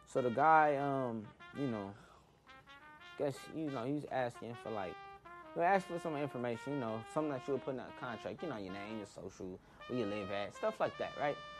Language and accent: English; Inglewood, California, United States; I was born in Inglewood, born and raised in Inglewood